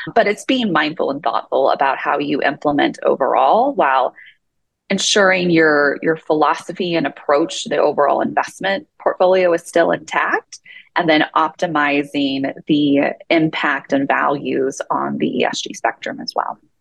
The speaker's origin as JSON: {"language": "English", "region": "Southern Illinois", "country": "United States", "tie": "born or raised there", "moved": "yes", "lives_now": "Utah, United States", "said": "I grew up in Southern Illinois and I grew up gardening"}